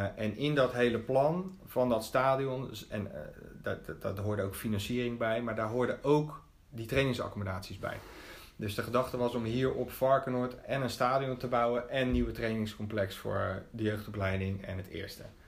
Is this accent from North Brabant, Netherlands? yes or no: no; Rotterdam, South Holland, Netherlands; also born or lived in Capelle aan de IJssel; ik ben een Rotterdammer. Eh, niet geboren, wel getogen. Dat wil zeggen, ik ben in Capelle aan de IJssel geboren, eh, maar naar school gegaan in Rotterdam